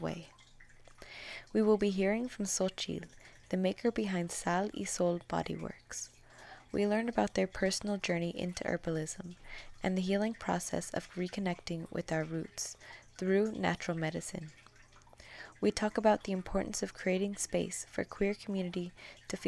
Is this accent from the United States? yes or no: yes; California, United States; I'm from California